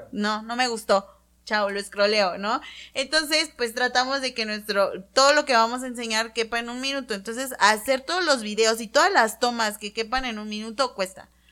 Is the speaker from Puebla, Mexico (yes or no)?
yes; Tehuacán, Puebla, Mexico; nosotras somos originarias de Tehuacán